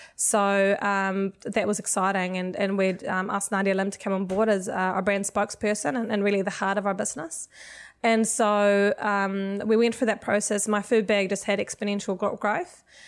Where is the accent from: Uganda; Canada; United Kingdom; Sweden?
Sweden; moved away as an adult; also born or lived in United States; now in New Zealand; I'm actually originally from Sweden